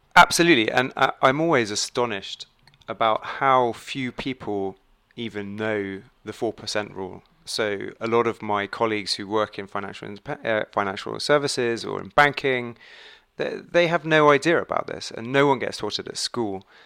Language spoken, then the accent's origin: English; England, United Kingdom; moved away as an adult; now in Dubai, United Arab Emirates; I'm English.